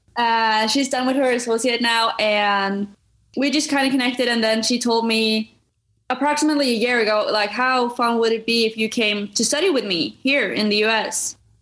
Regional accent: Norway; moved away as an adult; now in United States; I was born and raised in Norway

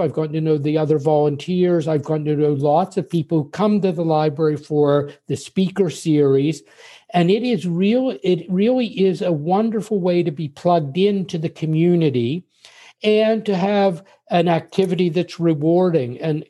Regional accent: Pennsylvania, United States; now in Paris, France; because I grew up in Pennsylvania, but all of my only one of the five children my parents had stayed in Pittsburgh.

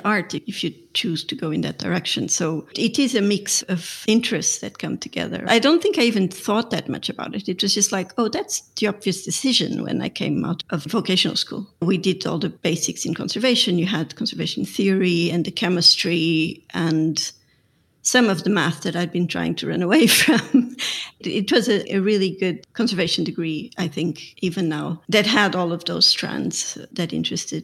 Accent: Lisbon, Portugal; I grew up in Lisbon. I'm Portuguese

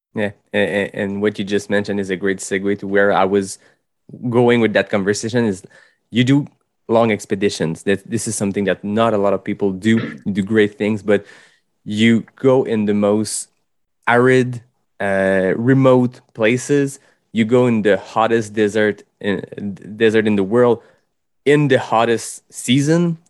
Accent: Quebec, Canada; accent: French (Quebec); English is a second language

